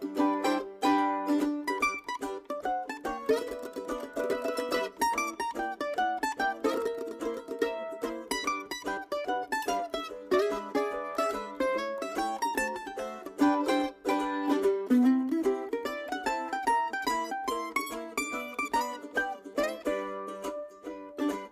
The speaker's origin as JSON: {"language": "English", "town": "Nashville", "region": "Tennessee", "country": "United States", "tie": "born or raised there", "said": "I'm from Nashville"}